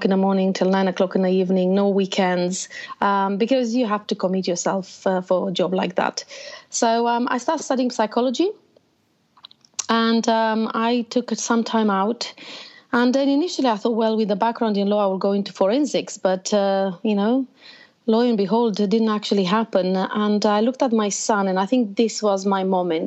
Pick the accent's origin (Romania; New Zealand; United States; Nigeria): Romania; moved away as an adult; also born or lived in Bucharest; now in United Kingdom; I was born in Romania. So most of my life, actually, I lived in a very communist country, closed borders